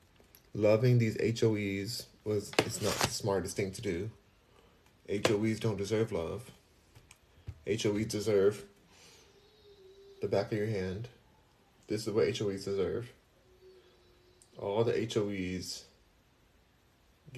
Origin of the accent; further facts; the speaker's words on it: Los Angeles, California, United States; I'm from Los Angeles, California